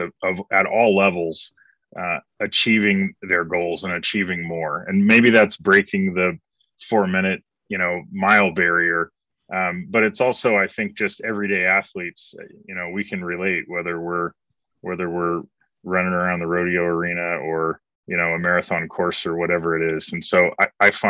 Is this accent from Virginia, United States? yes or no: no; Broken Arrow, Oklahoma, United States; moved away; also born or lived in Dallas / Portland, Oregon / Los Angeles / Asia; I grew up in Broken Arrow, Oklahoma, which is, as some of your listeners and viewers will know, is Southeast Tulsa